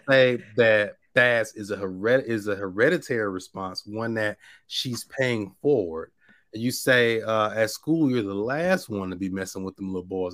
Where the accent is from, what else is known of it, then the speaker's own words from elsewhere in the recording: Mississippi, United States; I'm from Mississippi